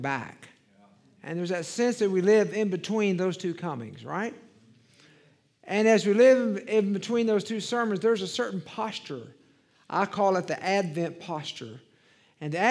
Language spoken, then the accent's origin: English; Dallas, Texas, United States; also born or lived in Waco, Texas / Marshall, Texas / El Paso, Texas / Little Rock; I grew up in Dallas.